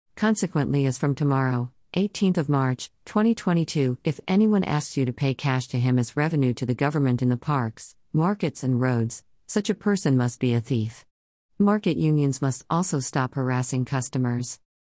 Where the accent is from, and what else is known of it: Anambra, Nigeria